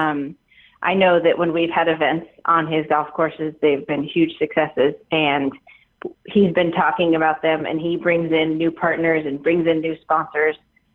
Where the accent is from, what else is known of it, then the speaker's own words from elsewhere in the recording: Sacramento, California, United States; Sacramento, in my hometown